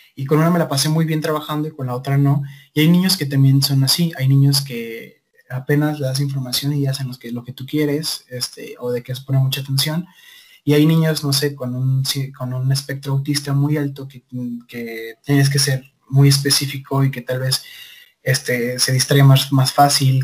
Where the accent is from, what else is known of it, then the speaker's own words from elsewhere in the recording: Guadalajara, Jalisco, Mexico; soy de Guadalajara, Jalisco, México, tapatío de corazón.